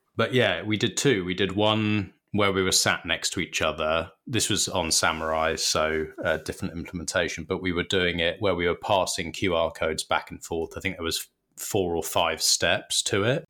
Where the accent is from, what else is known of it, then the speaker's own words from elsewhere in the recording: United Kingdom; we're British